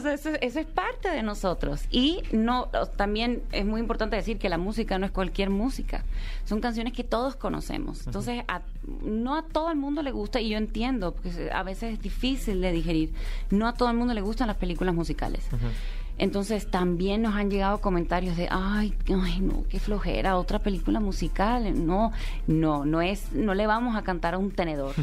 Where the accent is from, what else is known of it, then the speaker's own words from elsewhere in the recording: United States; estaba y me crié en los Estados Unidos